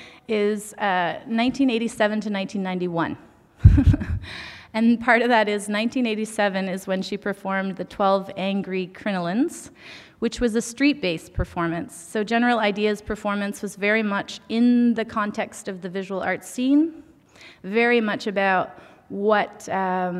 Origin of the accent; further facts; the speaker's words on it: Beausoleil First Nation, Ontario, Canada; I am Anishinaabe Kwe from Beausoleil First Nation